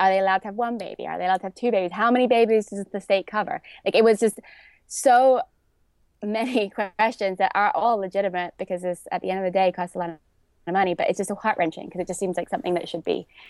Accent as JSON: {"language": "English", "region": "England", "country": "United Kingdom", "tie": "born or raised there", "moved": "as an adult", "lives_now": "New York, United States", "said": "So I was a dancer growing up in England. My father was also a dancer. So I studied dance my whole childhood. And then I came to New York to dance when I was 18."}